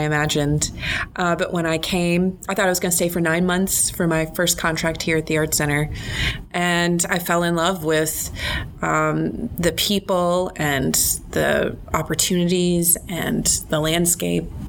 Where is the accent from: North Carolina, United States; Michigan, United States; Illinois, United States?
North Carolina, United States; moved away as an adult; now in Arkansas, United States; I'm originally from North Carolina. That's my home state.